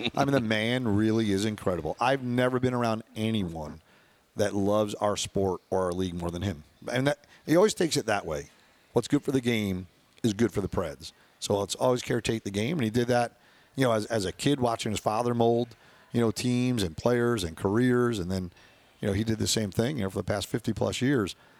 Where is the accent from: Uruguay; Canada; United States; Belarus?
United States; New York; we're from New York